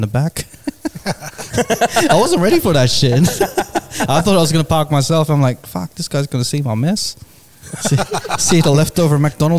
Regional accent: Mount Druitt, New South Wales, Australia; I'm from Mount Druitt.

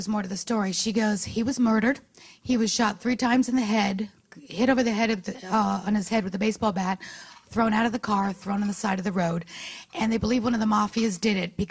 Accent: New York City, New York, United States; moved away as an adult; also born or lived in Florida; I was born and raised in New York City

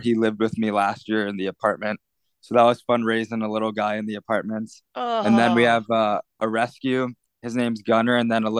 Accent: Mahwah, New Jersey, United States; moved away as an adult; now in Tucson, United States; I'm actually back in my hometown, Mahwah, New Jersey. I've been here for about a week now.

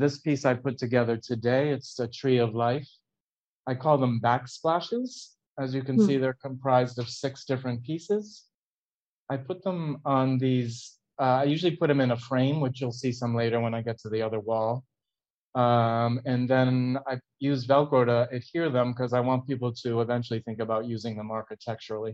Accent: Connecticut, United States; also born or lived in California; now in Brooklyn, United States; I did ceramics as a kid in Connecticut. There was a pottery studio on what was Center Street in my hometown

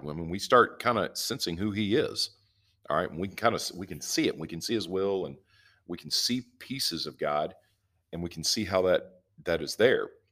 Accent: the South, United States; I'm from the South

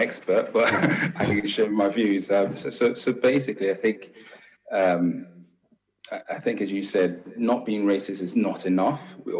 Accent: England, United Kingdom; accent: English; also born or lived in Nigeria; we have our English accents

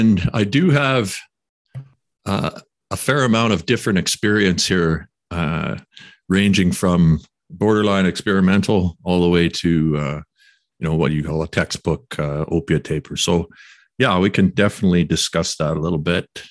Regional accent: Quesnel, British Columbia, Canada; moved away; back in my hometown of Quesnel

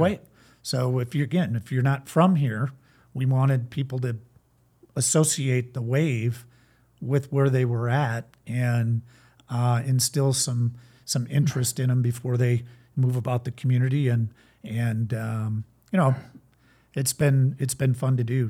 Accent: St. Louis Park, Minnesota, United States; moved away as an adult; also born or lived in North Dakota; now in Iowa, United States; I grew up in Saint Louis Park, Minnesota. It's a suburb of the Twin Cities

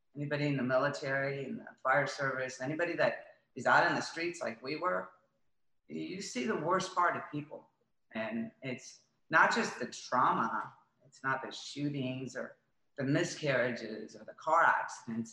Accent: Florida, United States; also born or lived in Coral Gables; I grew up in Florida, lived in Coral Gables

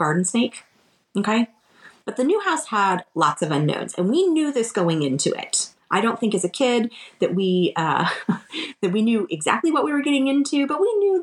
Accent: Florida, United States; we grew up in Florida

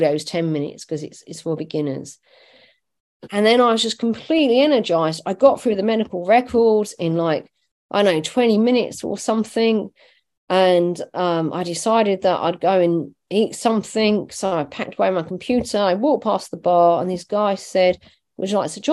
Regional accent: Ireland; I'm Irish, not Scottish

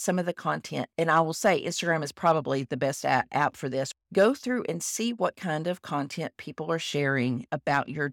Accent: Texas, United States; I am a Texan

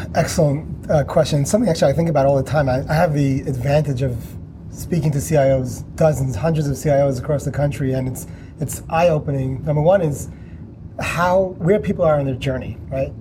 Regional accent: New York, United States; I'm from New York

